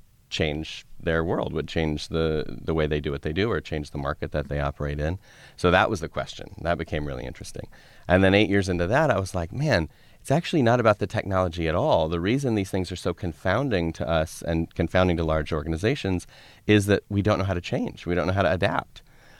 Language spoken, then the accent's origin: English; Colorado, United States; I grew up in Colorado.